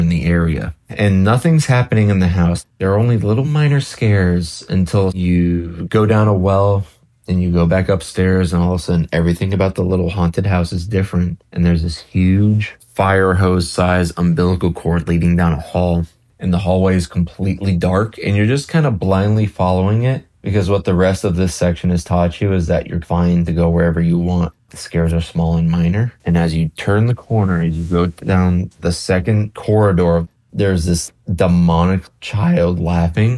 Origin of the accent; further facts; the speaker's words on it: Romania; I am from Romania